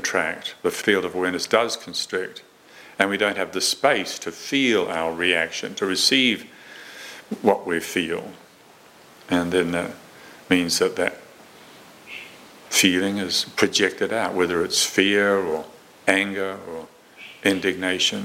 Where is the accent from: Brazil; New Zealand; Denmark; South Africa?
New Zealand; I was growing up in Moronsville in New Zealand